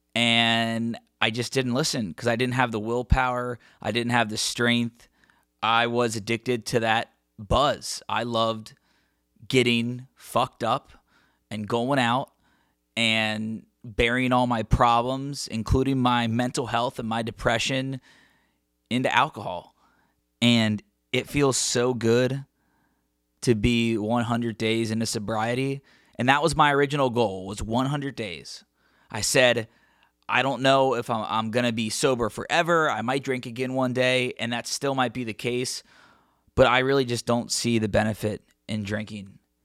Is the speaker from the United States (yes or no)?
yes; Cincinnati, Ohio, United States; my hometown in Cincinnati